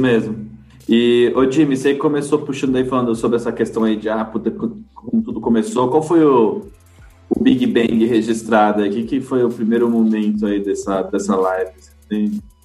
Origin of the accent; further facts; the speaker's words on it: Brazil; como brasileiro